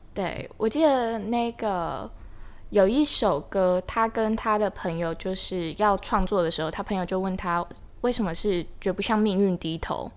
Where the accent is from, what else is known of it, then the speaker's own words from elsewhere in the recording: Linkou, New Taipei, Taiwan; 小时候，就是我家在林口，那地方其实有点 呃，因为我从小就在那边住嗯。所以它十几年前其实是一个真的算乡下的地方欸